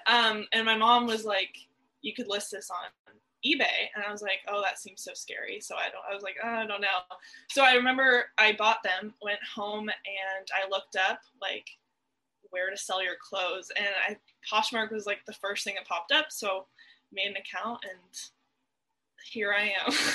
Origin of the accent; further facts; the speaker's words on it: Seattle, Washington, United States; now in Arlington, United States; I'm from Seattle, and um, I recently moved to Arlington, which is also in, it's like an hour north of Seattle